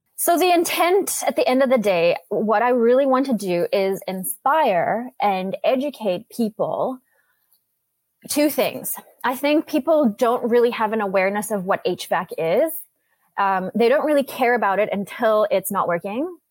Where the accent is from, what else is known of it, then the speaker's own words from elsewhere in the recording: South Africa; now in Vancouver, Canada; I was born and raised in South Africa. I moved to Canada to Vancouver about 22 years ago with my family.